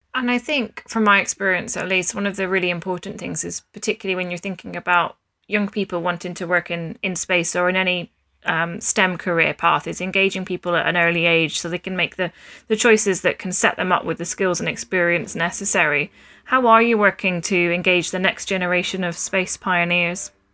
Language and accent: English; Scotland, United Kingdom; As a Scot myself